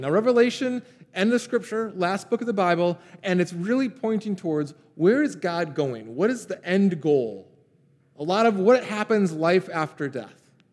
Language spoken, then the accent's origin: English; Pontiac, Michigan, United States; I grew up in a town called Pontiac